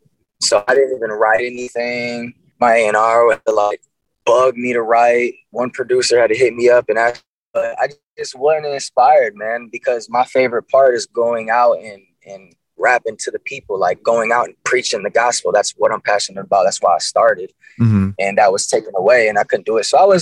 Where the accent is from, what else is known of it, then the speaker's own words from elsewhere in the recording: Jamaica; Me being Jamaican. Jamaican is pronounced three, Tree.